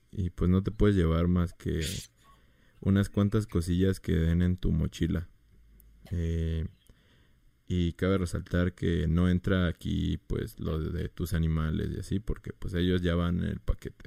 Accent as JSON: {"language": "Spanish", "town": "Mérida", "region": "Yucatán", "country": "Mexico", "said": "Yo soy de Mérida"}